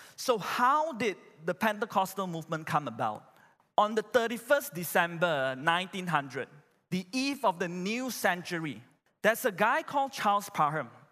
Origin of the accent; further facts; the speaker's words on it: Malaysia; I'm a Malaysian